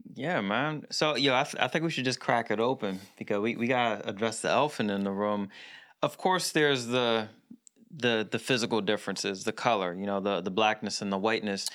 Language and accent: English; Philadelphia, Pennsylvania, United States; so I was born in Philadelphia. I went to school in the suburbs. So I, I was born in the area of Philly where it was all black